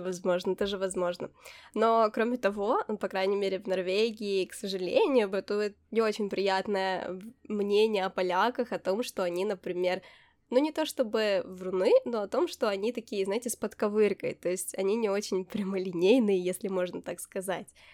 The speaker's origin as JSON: {"language": "Russian", "country": "Ukraine", "also_born_or_lived": "Poland", "moved": "yes", "lives_now": "Norway", "said": "я из Украины"}